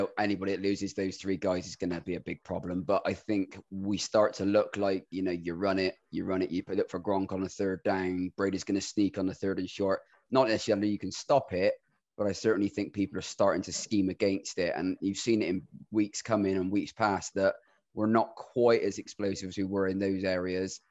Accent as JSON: {"language": "English", "town": "Bristol", "region": "South West England", "country": "United Kingdom", "tie": "born or raised there", "said": "I'm born and bred in Bristol and live nearby now"}